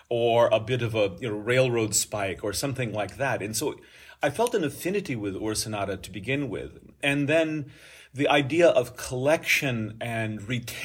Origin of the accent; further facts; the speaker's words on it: Iowa, United States; moved away as an adult; now in San Diego, United States; I was actually born and raised in Iowa on a farming family, and I live now and have lived for 30-some years in San Diego